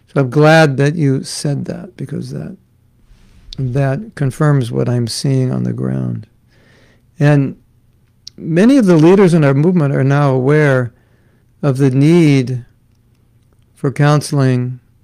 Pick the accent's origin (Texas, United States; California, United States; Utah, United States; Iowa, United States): California, United States; Los Angeles; I grew up in Los Angeles. And you might say, oh, Los Angeles, it's such a big city.